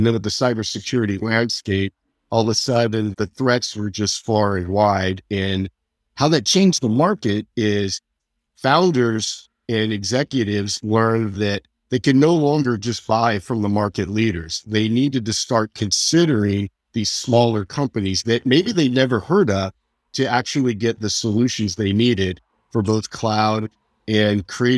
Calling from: San Jose, California, United States; San Jose, California.

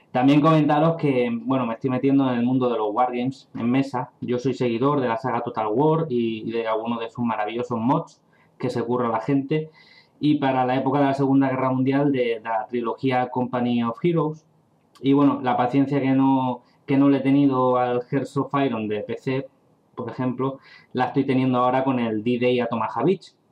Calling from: Gandia, Valencian Community, Spain; Hola Javi y David … de Gandía, Valencia.

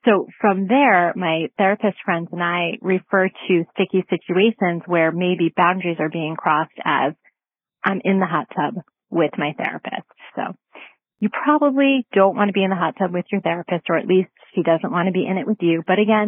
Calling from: Connecticut, United States; I'm calling from Connecticut.

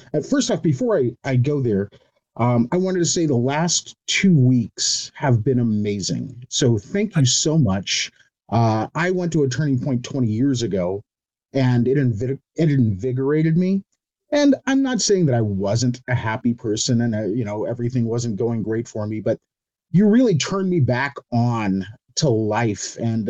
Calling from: Cypress, California, United States; Cypress, California.

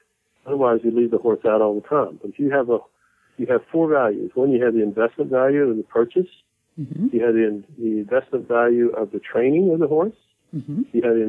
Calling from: Washington, District of Columbia, United States; I'm back east. I travel a lot, but you caught me in my where I live and work is Washington, D.C.

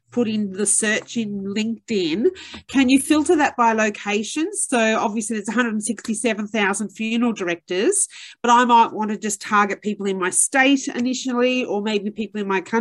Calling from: New South Wales, Australia; Yes, I'm in. I'm in um, New South Wales

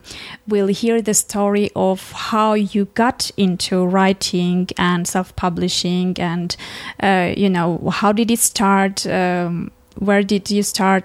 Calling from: Armenia; English is a second language; the success is based on the listeners whom I don't know, because I'm podcasting from Armenia.

